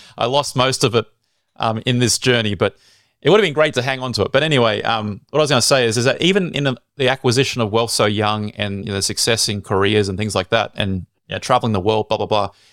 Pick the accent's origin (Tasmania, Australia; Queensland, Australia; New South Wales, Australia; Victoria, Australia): New South Wales, Australia; Sydney; I was born in Sydney.